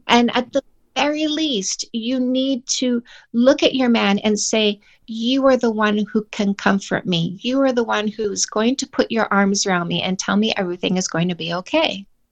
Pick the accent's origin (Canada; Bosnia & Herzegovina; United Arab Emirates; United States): Canada; I'm Canadian